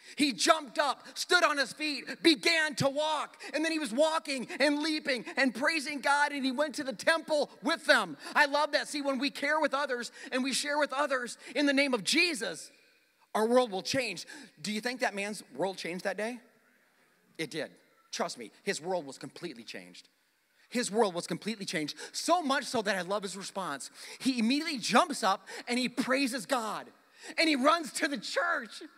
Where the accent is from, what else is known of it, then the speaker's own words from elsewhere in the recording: South Dakota, United States; moved away; my hometown in South Dakota